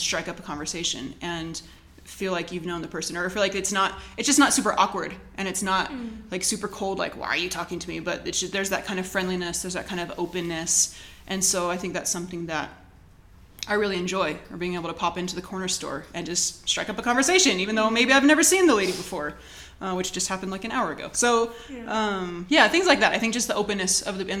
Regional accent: California, United States; moved away as an adult; also born or lived in Australia; now in Mexico; I grew up in California

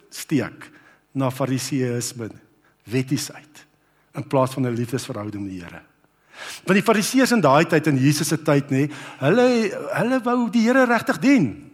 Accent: Brits, North West, South Africa; toe ek nou groot geword het op Brits

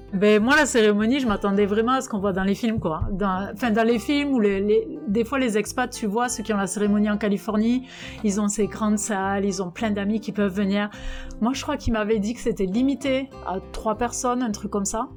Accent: Albi, Occitania, France; moved away as an adult; now in Jonesboro, United States; Je suis originaire d'Albi, dans le Tarn

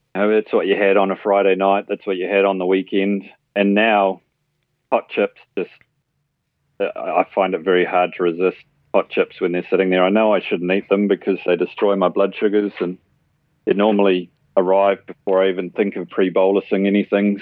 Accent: New Zealand; moved away as an adult; now in Australia; I'm born and bred in New Zealand.

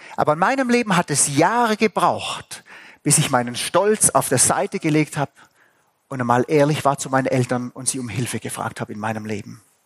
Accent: Swabia, Germany; ich bin Schwabe.

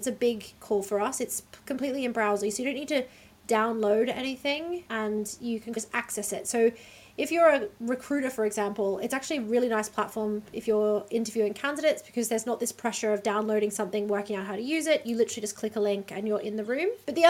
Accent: Australia; accent: Australian; now in Amsterdam, Netherlands; I'm Australian, you can probably tell from my accent, although I actually find Americans lately really get confused about whether or not I'm British.

